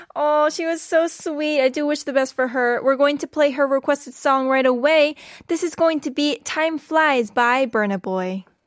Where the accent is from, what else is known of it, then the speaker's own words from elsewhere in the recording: California, United States; now in South Korea; I'm from California